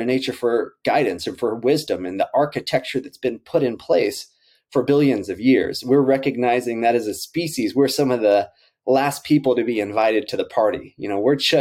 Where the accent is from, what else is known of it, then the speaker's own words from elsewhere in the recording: Central Texas, United States; Robby and I grew up in Central Texas